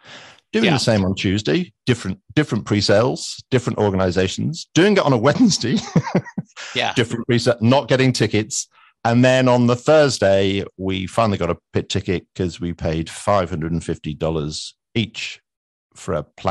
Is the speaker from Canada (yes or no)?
no; United Kingdom; I know I'm British and therefore I'll go into caricature.